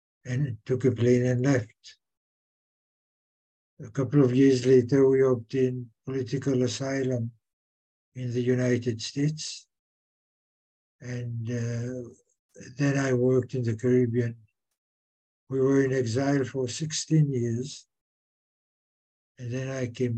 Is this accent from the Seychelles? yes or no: yes; Seychelles; I was born in the Seychelles, of Seychelles parents, and did my education here